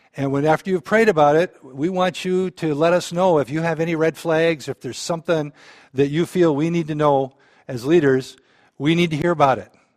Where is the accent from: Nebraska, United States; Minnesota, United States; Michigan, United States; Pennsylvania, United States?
Minnesota, United States; Balaton; I grew up in Balaton